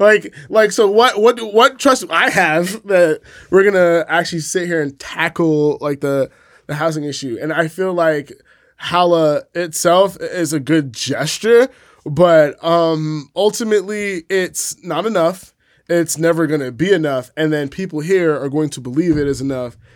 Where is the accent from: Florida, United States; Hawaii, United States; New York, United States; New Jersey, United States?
New York, United States; New York City; I'm from the Bronx. Like, I kinda grew up in, like, that weird cross-section between, like, immigration and poverty